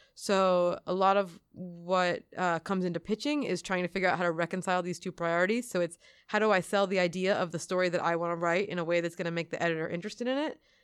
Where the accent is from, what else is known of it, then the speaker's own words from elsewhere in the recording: outside of Philadelphia, Pennsylvania, United States; now in Queens, United States; I grew up outside of Philadelphia, so, like, an hour north of Philadelphia